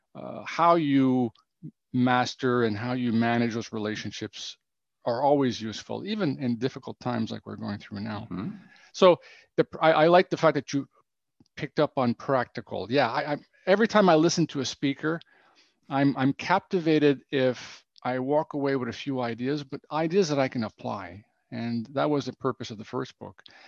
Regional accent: Ottawa, Ontario, Canada; moved away as an adult; now in Romania; i am from Canada originally, from Ottawa

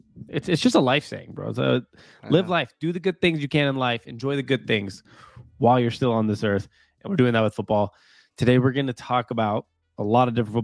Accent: Seattle, Washington, United States; We're from Seattle.

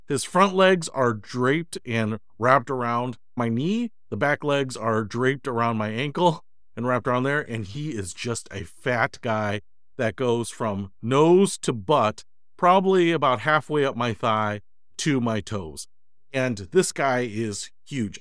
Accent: Detroit, Michigan, United States; moved away as an adult; also born or lived in Chicago; I grew up in Detroit

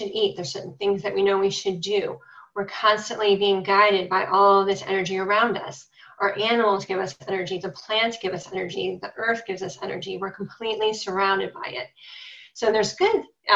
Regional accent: Cleveland, Ohio, United States; I'm from Cleveland, Ohio

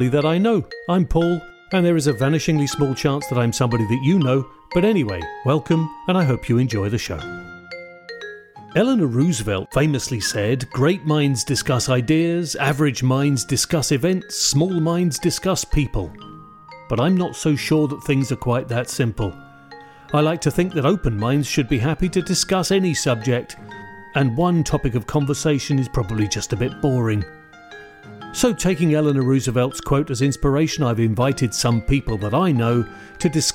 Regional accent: London, United Kingdom; moved away; my hometown

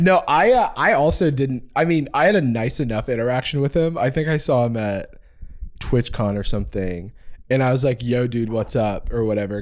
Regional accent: Gainesville, Florida, United States; the University of Florida, which is in my hometown

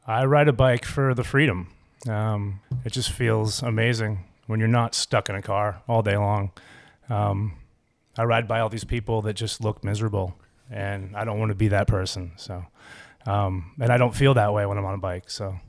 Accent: Cape Elizabeth, Maine, United States; also born or lived in Ames, Iowa / Portland, Maine; I was born in Ames, Iowa

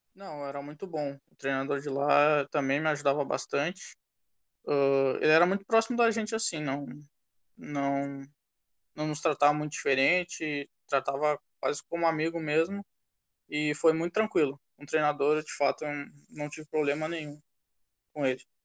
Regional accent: Porto Alegre, Rio Grande do Sul, Brazil; moved away as an adult; also born or lived in Texas / Iowa; now in United States; sou de Porto Alegre, Rio Grande do Sul

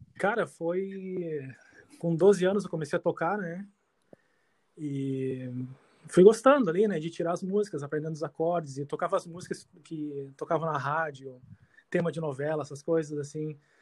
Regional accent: Canoas, Rio Grande do Sul, Brazil; moved away as an adult; also born or lived in Porto Alegre / Iceland; now in Sweden; nasci em Porto Alegre, mas vivia em Eldorado, Canoas, meu mundo era aquilo ali

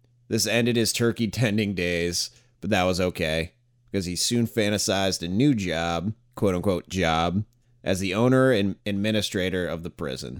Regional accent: small town upstate New York, United States; small town upstate New York.

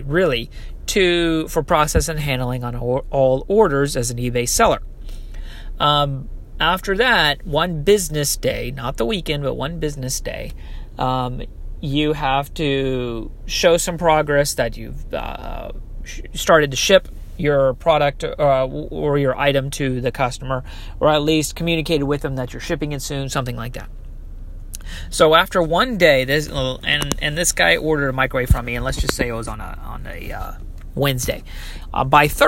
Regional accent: Texas, United States; moved away; I'm originally from Texas

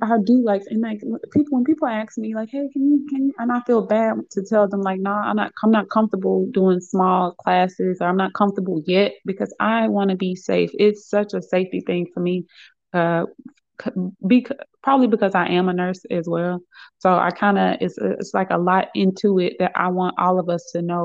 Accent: Birmingham, Alabama, United States; moved away as an adult; I'm originally from Birmingham, Alabama, and I just recently moved back here about 3 or 4 months ago

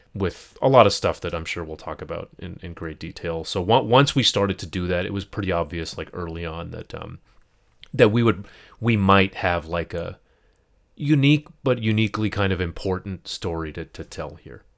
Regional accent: United States; as a Pakistani, as a Muslim, as an American, first generation

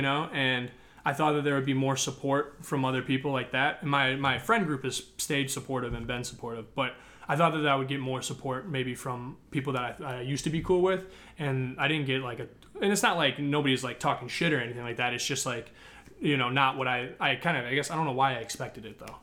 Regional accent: Northbrook, Illinois, United States; I'm from Northbrook

